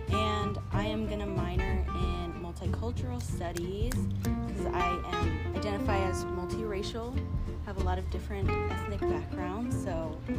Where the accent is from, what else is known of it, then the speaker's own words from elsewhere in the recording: Chico, California, United States; also born or lived in San Jose; I was born in San Jose and lived there for a while, but then ended up moving up to Chico. Yeah. So been here for like high school and everything